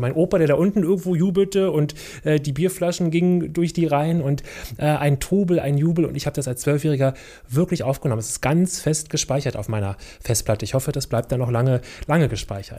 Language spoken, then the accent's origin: German; Berlin, Germany; Ich bin in Neukölln zur Schule gegangen, in der Karl-Marx-Straße